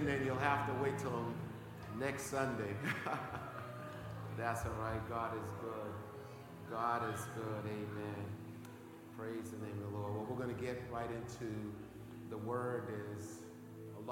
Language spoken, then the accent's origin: English; Boston, Massachusetts, United States; one of the most friendliest places in the Boston area, because I was born in this area